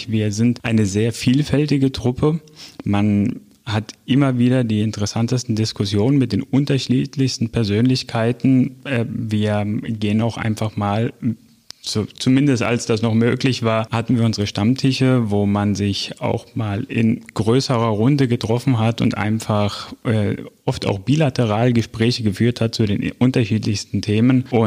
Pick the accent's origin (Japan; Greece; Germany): Greece; früher auch aus äh, meiner Heimat in Griechenland